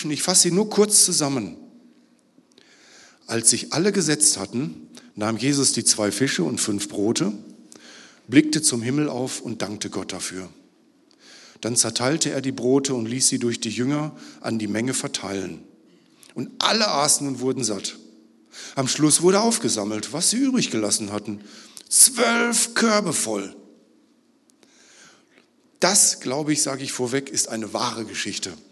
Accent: Northern Germany, Germany; Ich komme aus Norddeutschland, eigentlich heißt das, ich habe Angst.

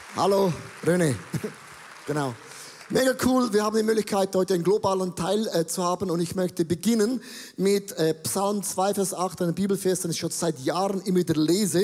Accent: Buchs, St. Gallen, Switzerland; Ich bin ja katholisch aufgewachsen und ich bin in der Nähe von Österreich aufgewachsen, in Bux

